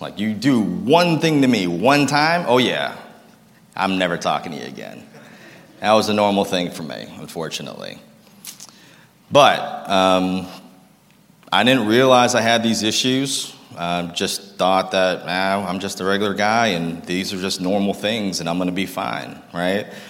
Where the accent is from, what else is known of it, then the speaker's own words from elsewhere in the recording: Lowell, Massachusetts, United States; also born or lived in Concord, Massachusetts; I grew up in Lowell, Massachusetts